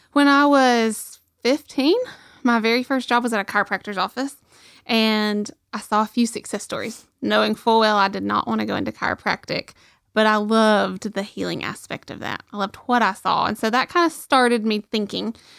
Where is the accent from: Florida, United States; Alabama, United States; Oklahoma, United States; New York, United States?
Alabama, United States; Rainsville; my hometown